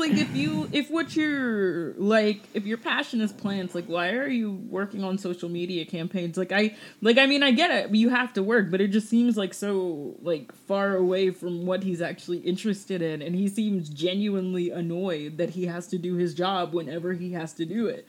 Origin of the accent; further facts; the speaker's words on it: Augusta, Georgia, United States; moved away; my hometown of Augusta, Georgia